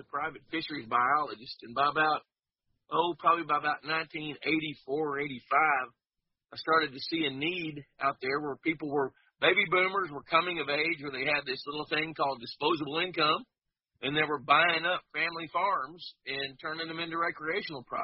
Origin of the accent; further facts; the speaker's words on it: Fort Worth, Texas, United States; I grew up in Fort Worth, Texas, in a suburb